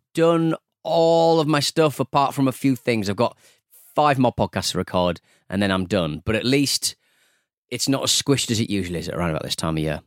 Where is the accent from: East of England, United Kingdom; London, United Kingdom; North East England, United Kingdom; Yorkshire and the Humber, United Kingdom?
North East England, United Kingdom; Hartlepool; I'm from Hartlepool